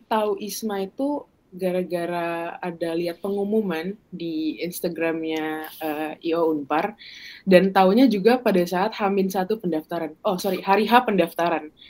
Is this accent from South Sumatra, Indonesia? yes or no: yes; Palembang, South Sumatra, Indonesia; di Palembang di kota asalku itu jadwal IELTS itu hanya sekitar 2 sampai 3 bulan sekali.